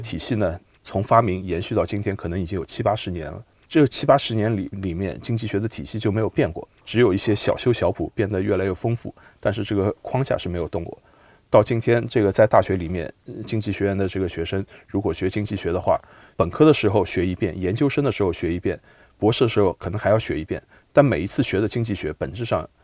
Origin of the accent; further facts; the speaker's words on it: Shanghai, China; 我出生在上海，生在上海，长在上海